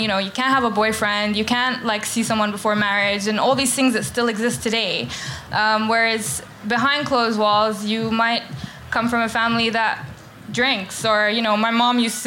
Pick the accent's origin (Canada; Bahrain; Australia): Bahrain; now in London, United Kingdom; I grew up in Bahrain